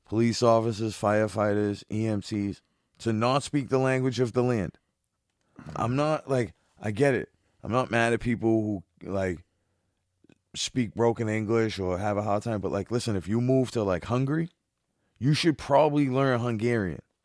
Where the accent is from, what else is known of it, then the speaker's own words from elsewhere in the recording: Boston, Massachusetts, United States; I'm from Boston